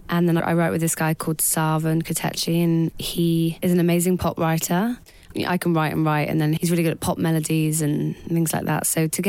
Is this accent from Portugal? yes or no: no; England, United Kingdom; I'm such an English girl through and through.